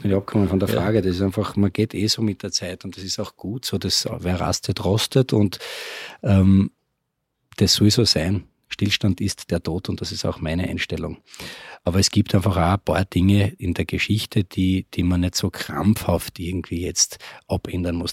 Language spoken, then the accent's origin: German; Graz, Styria, Austria; somit sind wir eigentlich in Graz groß geworden